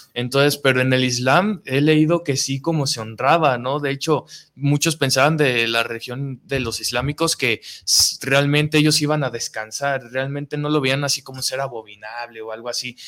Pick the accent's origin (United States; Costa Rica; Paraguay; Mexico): Mexico; nos representa a todos como mexicanos